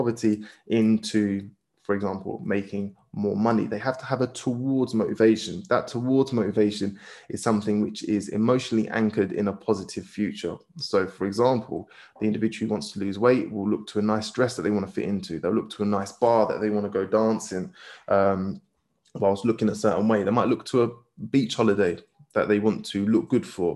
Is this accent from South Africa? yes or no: no; United Kingdom; we as British people live in a very individualistic culture